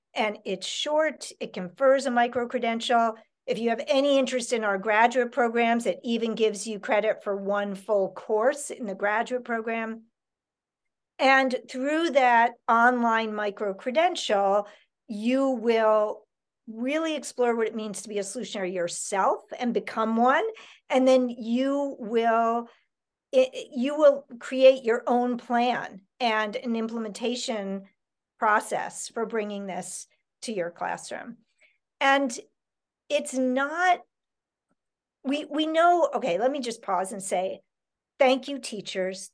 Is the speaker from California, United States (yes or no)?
no; New York City, New York, United States; I grew up in Manhattan